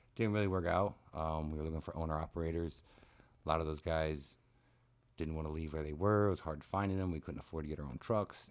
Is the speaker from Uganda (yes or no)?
no; South Florida, United States; also born or lived in Ohio / Michigan / Louisiana / Panama; we got here the summer before the fifth grade. So I've been in South Florida ever since then